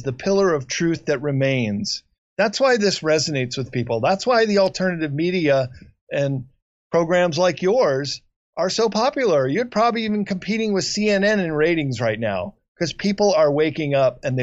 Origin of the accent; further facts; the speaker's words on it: Chicago, Illinois, United States; moved away; I grew up in Chicago